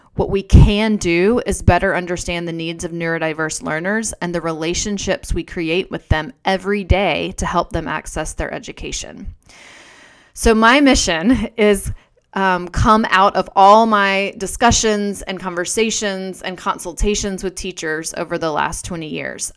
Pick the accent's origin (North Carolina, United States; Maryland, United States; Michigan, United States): North Carolina, United States; I was a girl growing up in North Carolina